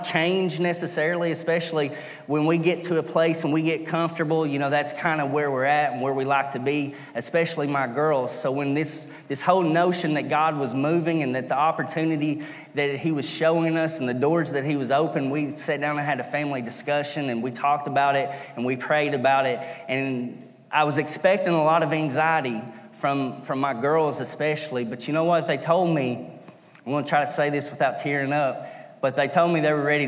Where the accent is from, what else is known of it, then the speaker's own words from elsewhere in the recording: Stinking Creek, United States; I'm originally from Stinking Creek, where I'm from. So there is a lot of culture there to learn about, and there's a lot of history there. So I grew up as a little boy loving history